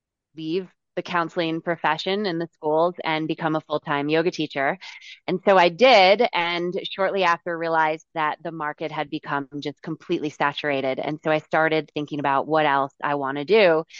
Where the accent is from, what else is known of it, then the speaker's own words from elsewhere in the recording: Connecticut, United States; now in South Lake Tahoe, United States; I was raised in the East Coast and I'm from Connecticut.